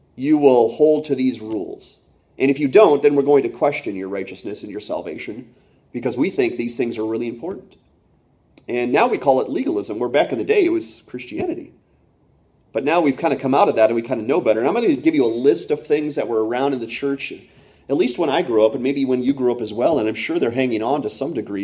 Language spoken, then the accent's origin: English; Pennsylvania, United States; also born or lived in Michigan / Iowa; when I was nine, we moved from Iowa to Pennsylvania, and, and I was a really big Michigan fan growing up in Penn State country